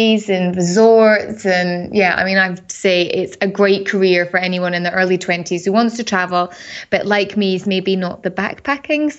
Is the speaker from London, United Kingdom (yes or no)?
no; Edinburgh, Scotland, United Kingdom; moved away as an adult; also born or lived in Canary Islands; now in Dubai, United Arab Emirates; I'm originally from Scotland, Edinburgh, and I moved to the Middle East now. It would be coming up for 12 years